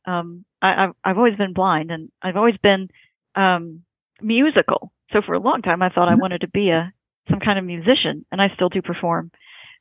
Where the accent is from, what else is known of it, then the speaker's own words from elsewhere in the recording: Indiana, United States; I was born in Indiana